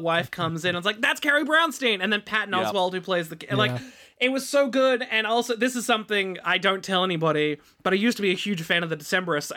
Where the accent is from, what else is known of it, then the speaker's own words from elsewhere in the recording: Sydney, New South Wales, Australia; I'm from Sydney.